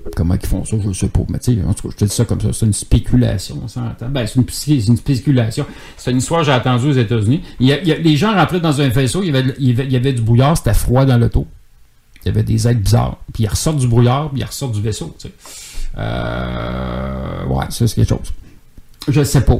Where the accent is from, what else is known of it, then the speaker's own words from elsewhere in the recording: Boucherville, Quebec, Canada; also born or lived in Longueuil / Saint-Jean-sur-Richelieu; dans ce temps-là, je restais à Boucherville. Je viens de Boucherville